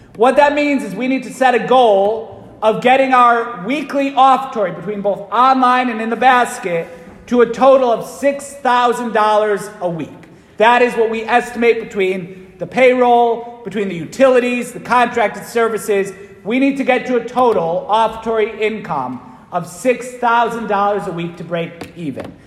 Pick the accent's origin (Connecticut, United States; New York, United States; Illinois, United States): Connecticut, United States; Waterbury; when I was growing up in Waterbury